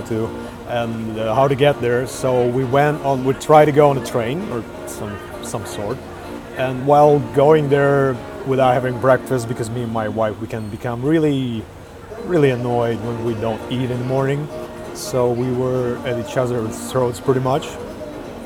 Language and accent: English; Urals, Russia; moved away as an adult; also born or lived in Moscow, Russia; now in Vilnius, Lithuania; So I'm Russian born. I come from Urals